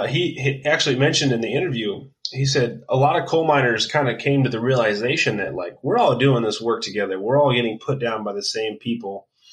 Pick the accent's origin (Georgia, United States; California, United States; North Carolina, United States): California, United States; we're from California.